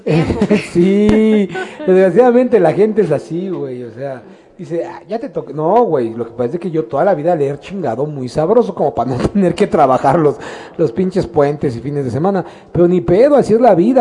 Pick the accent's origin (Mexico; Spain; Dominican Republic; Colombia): Mexico; como somos mexicanos